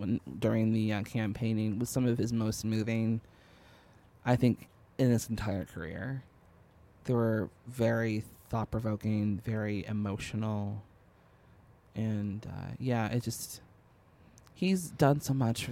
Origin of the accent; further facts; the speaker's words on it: Chicago, Illinois, United States; we're from Chicago